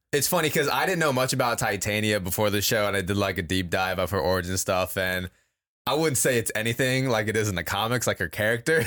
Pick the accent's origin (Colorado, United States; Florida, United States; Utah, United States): Florida, United States; growing up in Florida